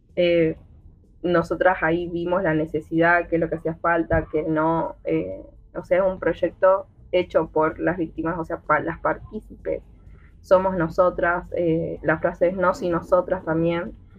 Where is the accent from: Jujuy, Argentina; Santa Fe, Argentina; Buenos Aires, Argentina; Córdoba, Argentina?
Jujuy, Argentina; yo soy de la provincia de Jujuy